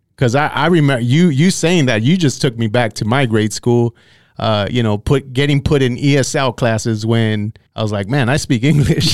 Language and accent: English; Santa Paula, California, United States; I grew up in Santa Paula